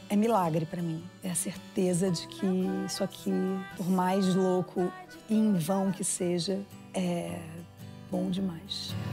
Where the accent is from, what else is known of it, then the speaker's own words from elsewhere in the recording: Brazil; moved away; Vim do Brasil para falar um palavrão.